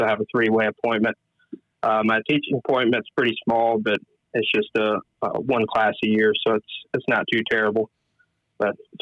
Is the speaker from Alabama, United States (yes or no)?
yes; Huntsville, Alabama, United States; I'm originally from North Alabama, about 15 minutes outside of Huntsville